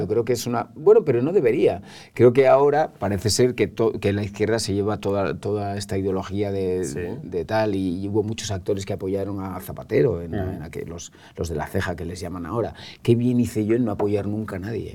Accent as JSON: {"language": "Spanish", "town": "Calahorra", "region": "La Rioja", "country": "Spain", "moved": "yes", "lives_now": "Madrid, Spain", "said": "Yo soy riojano, me siento riojano, soy calagurritano."}